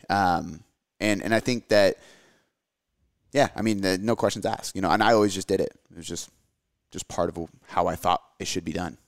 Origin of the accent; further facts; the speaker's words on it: United States; my parents are from America, I'm from America, my daughter's from America